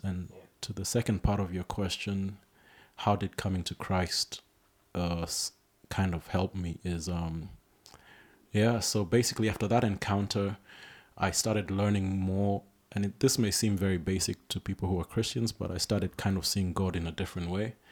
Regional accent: Nairobi, Kenya; I was born in Nairobi. That's my home. That's where I grew up

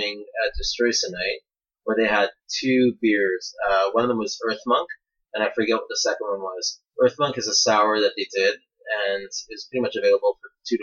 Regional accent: Canada; accent: Canadian; my Canadian accent

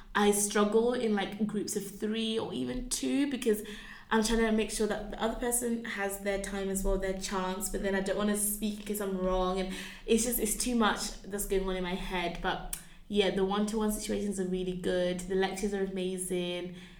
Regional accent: Birmingham, West Midlands, United Kingdom; moved away as an adult; now in Oxford, United Kingdom; growing up in Birmingham was quite a wild time

